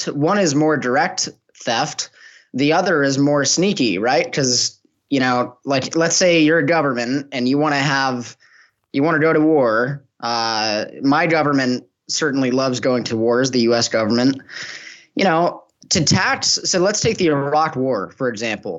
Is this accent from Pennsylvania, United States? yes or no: no; Los Angeles, California, United States; moved away as an adult; now in Mexico; I'm originally from Los Angeles in the United States